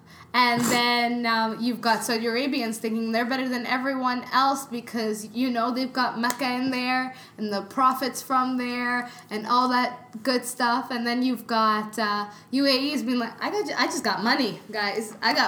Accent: Canada; I'm too Canadian

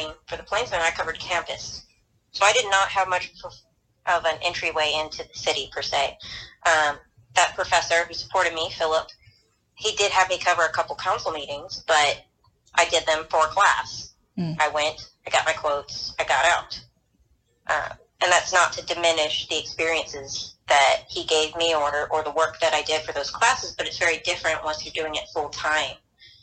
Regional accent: Birmingham, Alabama, United States; now in Auburn, United States; I'm from Birmingham

